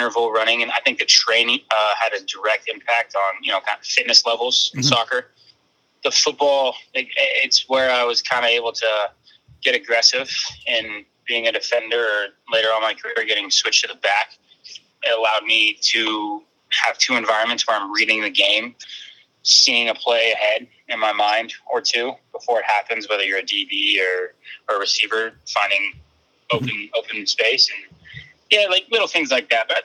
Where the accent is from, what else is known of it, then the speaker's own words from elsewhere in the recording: California, United States; playing in my hometown where I grew up is I got my family here